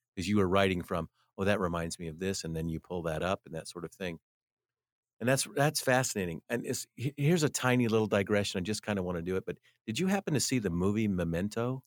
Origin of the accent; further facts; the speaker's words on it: United States; as an American